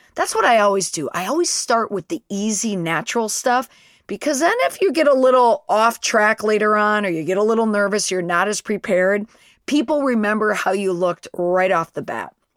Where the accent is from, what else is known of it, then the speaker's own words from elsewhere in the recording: Saint Paul, Minnesota, United States; I am from Senator Klobuchar's home state of Minnesota